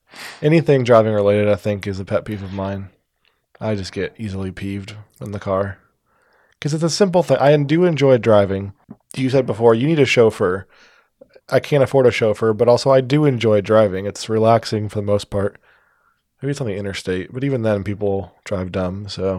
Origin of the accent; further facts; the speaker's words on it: Omaha, Nebraska, United States; born there; I was born in Omaha. It's a birthplace.